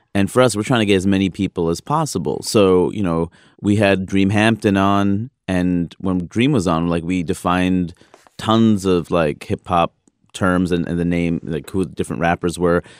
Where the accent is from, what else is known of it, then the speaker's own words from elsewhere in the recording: East Coast, United States; I'm from the East Coast.